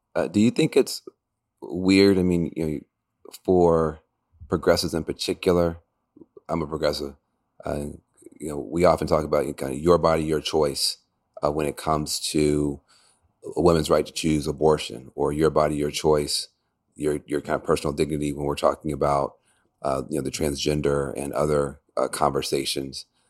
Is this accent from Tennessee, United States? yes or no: yes; Tennessee, United States; I'm from Tennessee